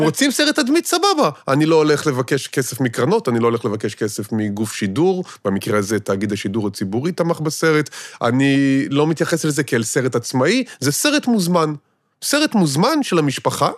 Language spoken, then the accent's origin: Hebrew; Israel; חונכתי וגדלתי במשפחה כפרית מושבניקית כזאת